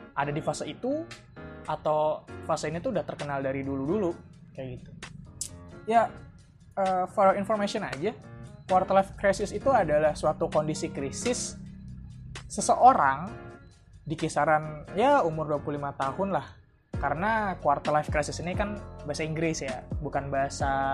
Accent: Bekasi, West Java, Indonesia; moved away as an adult; now in Solo, Indonesia; gue sempat balik ke kampung halaman gue ke Bekasi

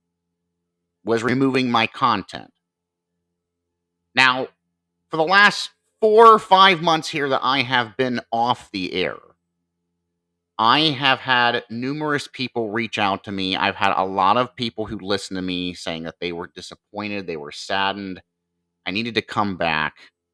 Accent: Marion, Ohio, United States; coming to you from Marion, Ohio, my hometown and state

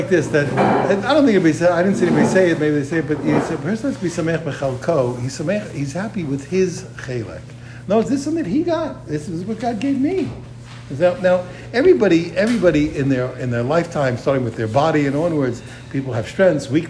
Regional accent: United States; I'm an American

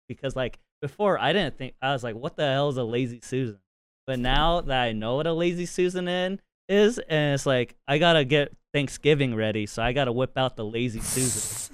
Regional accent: Utah, United States; accent: Utah twang; I'm from Utah.

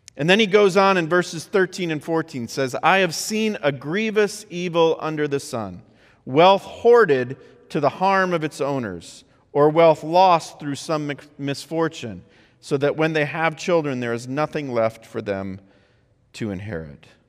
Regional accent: Midwest, United States; I grew up in the Midwest

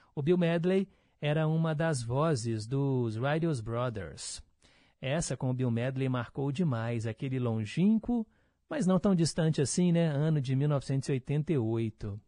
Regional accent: Milionários, Barreiro, Minas Gerais, Brazil; Morava lá no meu bairro, lá no Milionários, no Barreiro

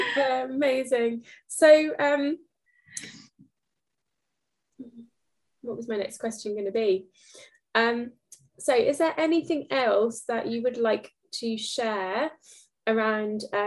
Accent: Norfolk, East of England, United Kingdom; accent: Norfolk; my Norfolk accent

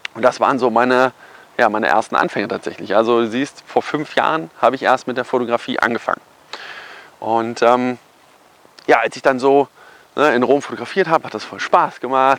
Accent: Kassel, Hesse, Germany; also born or lived in Cologne; dann habe ich den Rest wieder in meiner Heimat in Kassel fertig studiert

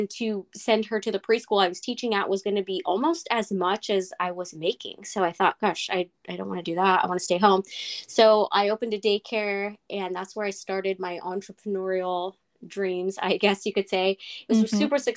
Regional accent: Northern California, United States; I'm from Northern California in the little town about 45 minutes north of San Francisco, and I've lived in California all my life

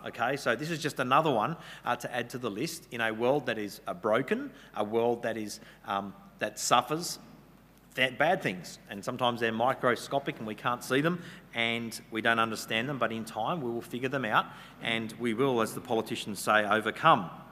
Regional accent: Western Australia, Australia; now in New South Wales, Australia; I'm from Western Australia originally

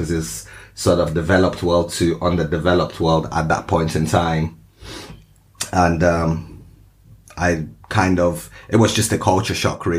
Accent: Moscow, Russia; born there; also born or lived in Lagos, Nigeria; I was born in Moscow and then I moved to Lagos, Nigeria for a short while, back to Moscow.

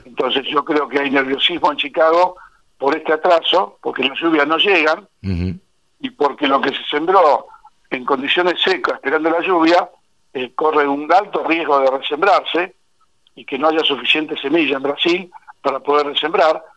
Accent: Argentina; en Argentina estamos

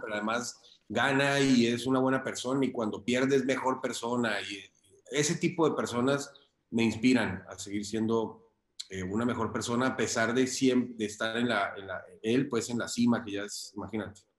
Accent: Cali, Valle del Cauca, Colombia; moved away as an adult; also born or lived in Popayán / Bogotá; soy colombiano, nací en una ciudad muy pequeña que se llama Popayán y me crié en Cali

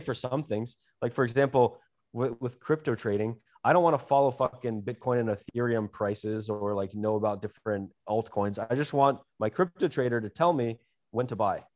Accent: United States; as an American

